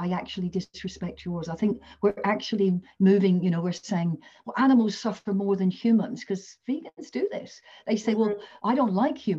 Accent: England, United Kingdom; now in Australia; I come from England.

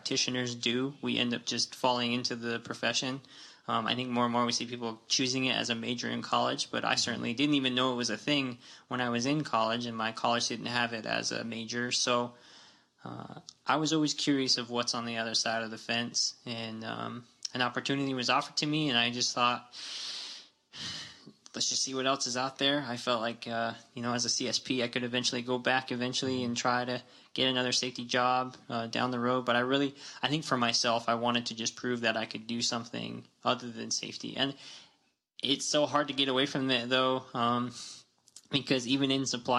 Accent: Tuba City, Arizona, United States; Born and raised Arizona, Tuba City specifically

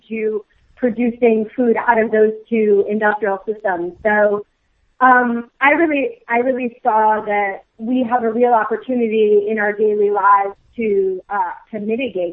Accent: Midwest, United States; moved away; also born or lived in Boston; I grew up in the Midwest in a pretty standard Midwestern family

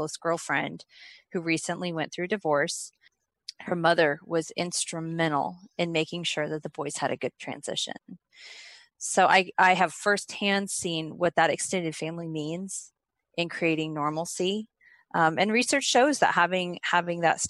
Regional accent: Oklahoma, United States; moved away as an adult; I'm from Oklahoma

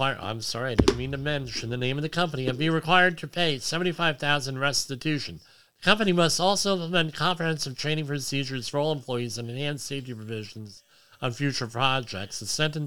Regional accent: near Old Bridge, New Jersey, United States; This is from almost my hometown here.

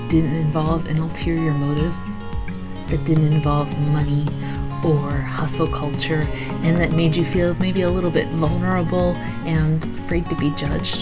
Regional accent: Pennsylvania, United States; As someone from Pennsylvania

